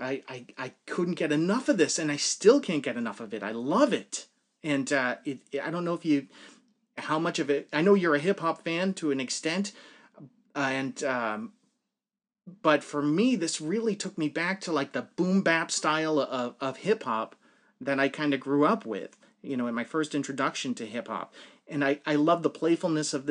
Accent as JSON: {"language": "English", "region": "New England", "country": "United States", "said": "I am also from New England"}